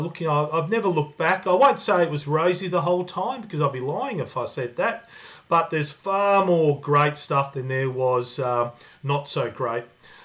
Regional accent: Melbourne, Victoria, Australia; also born or lived in Newcastle, Australia / Croatia; So we went down to Melbourne and ended up staying there in the southeastern suburbs.

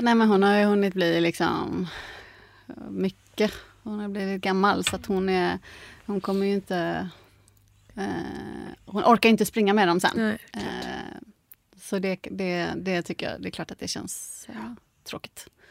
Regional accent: Gothenburg, Västra Götaland, Sweden; now in Stockholm, Sweden; jag är från Göteborg egentligen

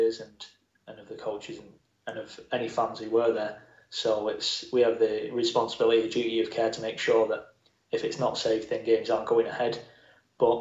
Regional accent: Bolton, North West England, United Kingdom; also born or lived in London; I was born in London and moved up to Bolton when I was two.

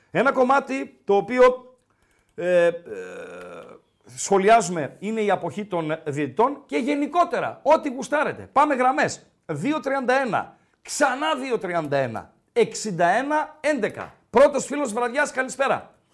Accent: Thessaloniki, Central Macedonia, Greece; now in Archangelos, Greece; Είμαι από Θεσσαλονίκη, αλλά μένω Ρόδο.

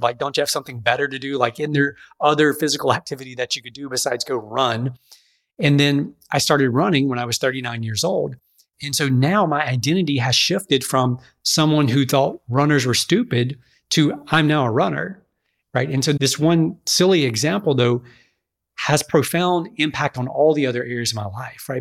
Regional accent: Pineville, Louisiana, United States; I grew up in Alexandria, uh, Louisiana area, actually across the river in a town called Pineville

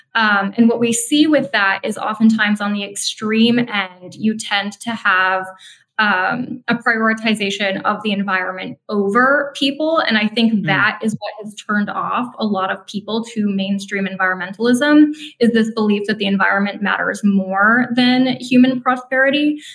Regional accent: Minnesota, United States; I grew up in Minnesota

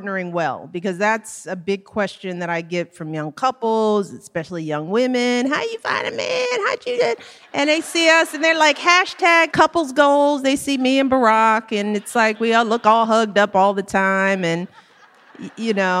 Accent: Chicago, Illinois, United States; I grew up on the South Side with everybody I've ever known within seven blocks of each other

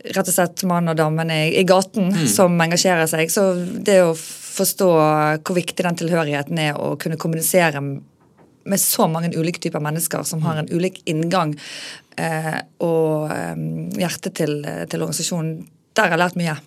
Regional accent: Bergen, Vestland, Norway; also born or lived in Oslo; jeg er veldig fra Bergen

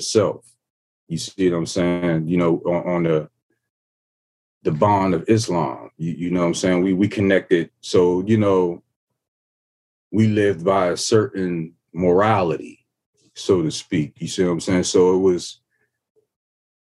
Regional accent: Ohio, United States; I'm coming from Ohio, small town.

